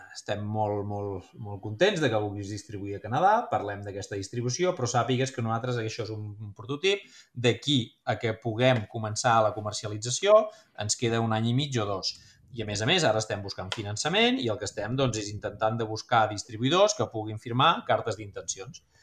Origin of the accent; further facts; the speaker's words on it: Figueres, Catalonia, Spain; also born or lived in Girona; Soc de Figueres, vaig estudiar a Girona